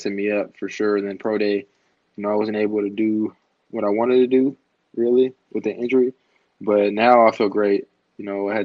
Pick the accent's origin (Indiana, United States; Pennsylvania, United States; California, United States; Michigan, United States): California, United States; moved away as an adult; now in Pittsburgh, United States; I'm from California, so I'd never been on this side of the country for longer than 2 days